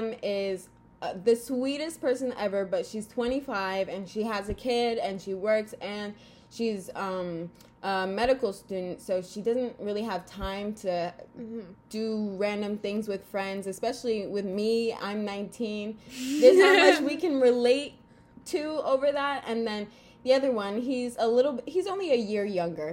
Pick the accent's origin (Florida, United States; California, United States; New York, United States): Florida, United States; I'm 19 from Florida